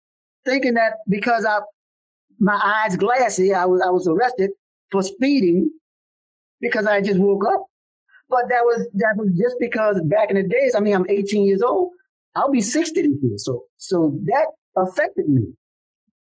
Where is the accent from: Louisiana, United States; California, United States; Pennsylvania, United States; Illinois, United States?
Louisiana, United States; New Orleans; I grew up in the Desire Housing Project